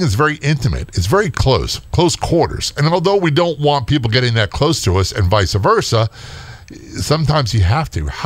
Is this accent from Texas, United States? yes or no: no; Southern Maryland, United States; also born or lived in Baltimore; I came from Southern Maryland.